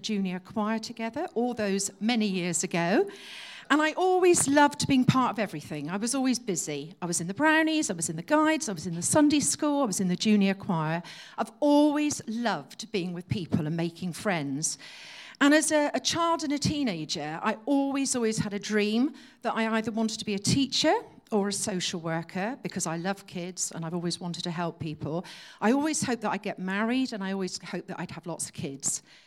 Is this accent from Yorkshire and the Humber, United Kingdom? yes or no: no; Exeter, South West England, United Kingdom; I was born and brought up in Exeter.